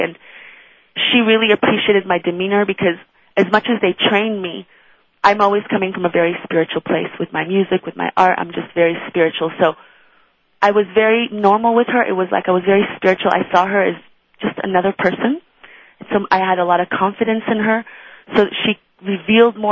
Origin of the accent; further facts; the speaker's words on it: Iran; now in United States; I'm not American, although I love that I'm living in this country. I actually came from Iran, and my mother's Israeli